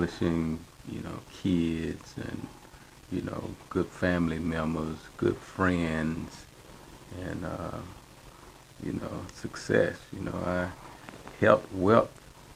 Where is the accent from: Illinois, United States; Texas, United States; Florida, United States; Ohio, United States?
Texas, United States; Houston; I'm from Houston, Texas, Fifth Ward, a place that's known as the Bloody Nickel